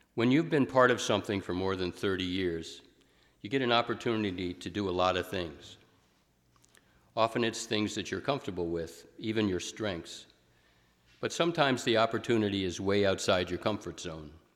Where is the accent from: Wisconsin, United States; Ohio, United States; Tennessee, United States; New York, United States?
Ohio, United States; Canton; moved away as an adult; also born or lived in Rockport, Massachusetts; I grew up in Canton, and I had left there just a few months before